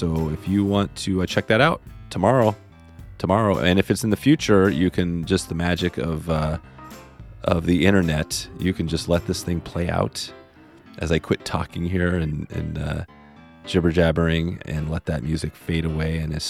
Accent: Ohio, United States; also born or lived in Montana / Mexico / Czech Republic / Netherlands; I'm originally from Ohio, but I have lived in Montana, Mexico, the Czech Republic, and the Netherlands. I also spent 20 years in Hollywood working as a cameraman.

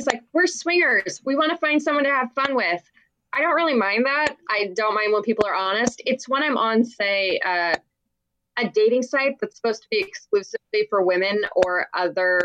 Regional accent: Seattle, Washington, United States; I am from Seattle

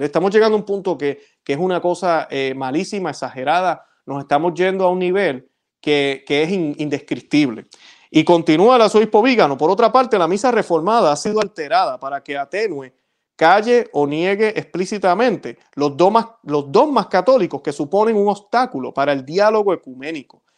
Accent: Puerto Rico; yo que soy de Puerto Rico, yo recuerdo ir a la Catedral de San Juan

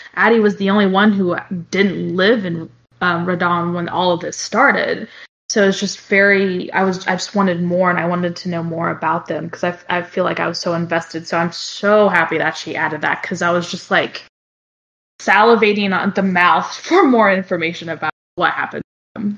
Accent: Brazil; now in United States; I, I, was born in Brazil, but I, I, do live in the states, obviously, and I've lived here longer than I have now um, than in Brazil.

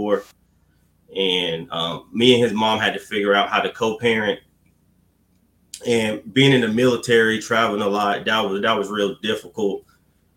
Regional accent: Fayetteville, North Carolina, United States; my hometown, Fayetteville, North Carolina

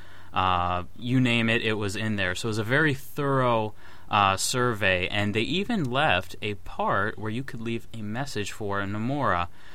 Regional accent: United States; as an American Square Enix fan

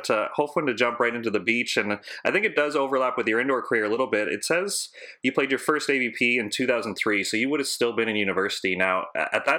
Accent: Canada; as a Canadian

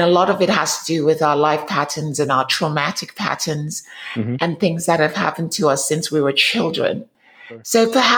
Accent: England, United Kingdom; now in United States; I'm from England, and my parents, at least one of my parents, is from Africa.

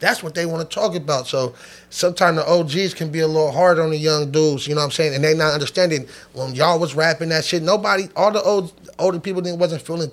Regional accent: Sacramento, California, United States; We're from Sacramento, California

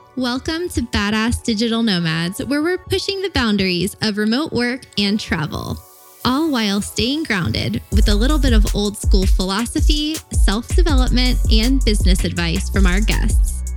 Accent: St. Augustine, Florida, United States; also born or lived in Miami; I grew up in Saint Augustine

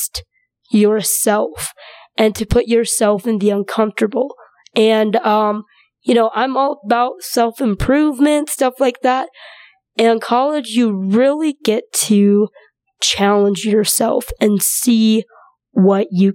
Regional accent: North Dakota, United States; also born or lived in China; I was born in China and grew up in North Dakota.

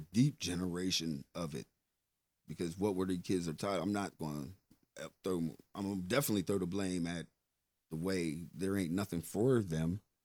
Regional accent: Pittsburgh, Pennsylvania, United States; I come from Larmer

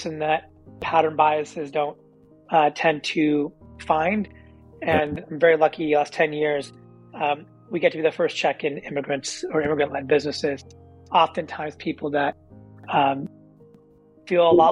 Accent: Silicon Valley, California, United States; being a kid born and raised in Silicon Valley

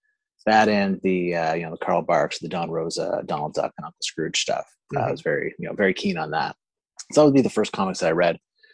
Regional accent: Stanley Bridge, Prince Edward Island, Canada; I grew up in Prince Edward Island, Canada. It's the smallest province in Canada. It's an island off the east coast. And yeah, that's where I spent my formative years out in the country, in Stanley Bridge.

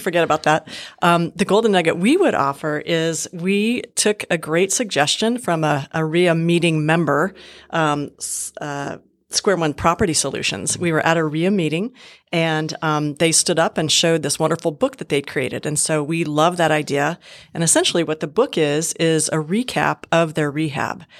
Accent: Montana, United States; moved away as an adult; also born or lived in Southern California / Bozeman, Montana; I was born and raised in Montana

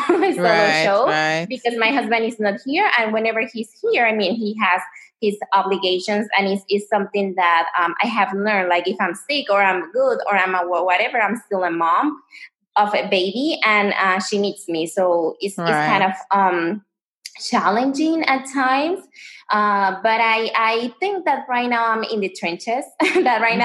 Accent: Panama; moved away as an adult; now in United States; I'm American, but I was raised in Panama. You know, everybody comes to the States, but in my case, they decide to take me out of the States.

